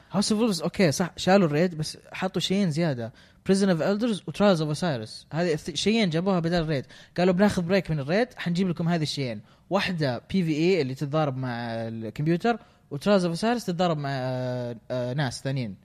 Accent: Saudi Arabia; إحنا ما عندنا غابات في السعودية

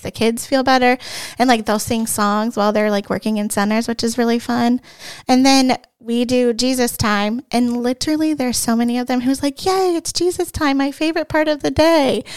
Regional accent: Hilliard, Ohio, United States; I am from Hilliard, Ohio. I actually am from Saint John, and I've been a member my whole entire life.

